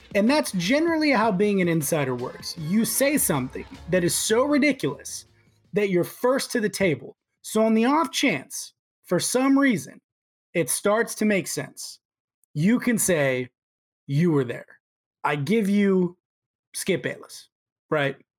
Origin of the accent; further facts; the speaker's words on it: Houston, Texas, United States; I was born in Houston